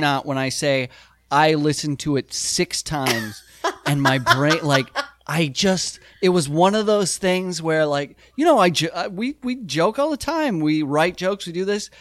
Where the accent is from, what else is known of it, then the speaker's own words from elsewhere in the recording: South Dakota, United States; we grew up in South Dakota